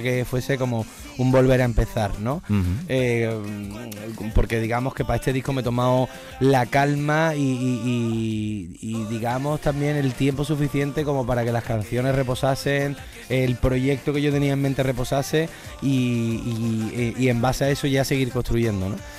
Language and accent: Spanish; Seville, Andalusia, Spain; un color muy vinculado a, mis raíces, a cómo yo soy y al sitio de donde vengo